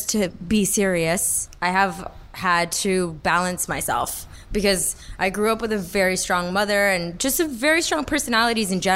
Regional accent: Miami, Florida, United States; moved away as an adult; now in New York, United States; I was born in America. I've lived here my whole life

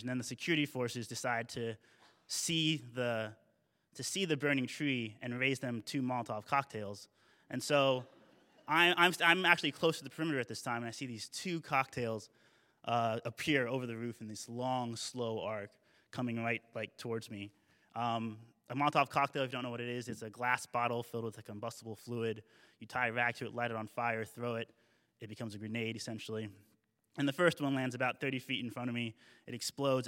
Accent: United States; I'm, I'm Ameriki, I'm American

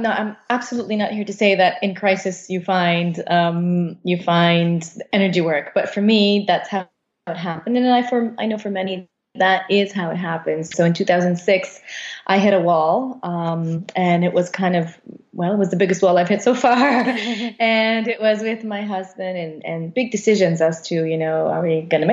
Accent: Canada; moved away as an adult; now in Costa Rica; We're originally from Canada.

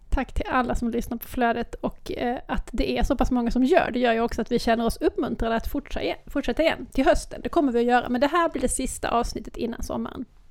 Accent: Lund, Skåne, Sweden; accent: Lund Scanian; Jag har lundaskånskan

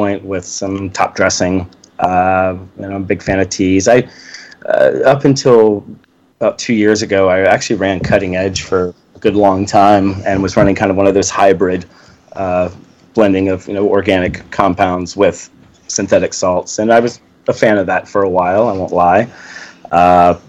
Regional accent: Virginia Beach, Virginia, United States; moved away as an adult; also born or lived in Washington, D.C. area; Growing up in Virginia Beach, where I grew up

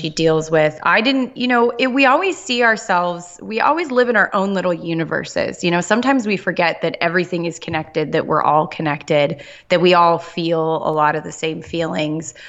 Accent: Southern California, United States; I grew up in Southern California

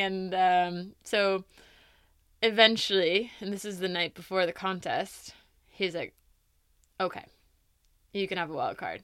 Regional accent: East Coast, United States; moved away; growing up in the East Coast

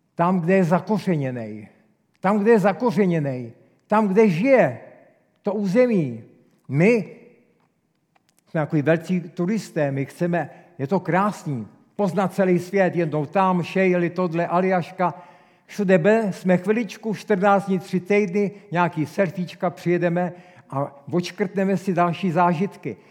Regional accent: Czechia; jsem velký patriot, jsem velký Čech

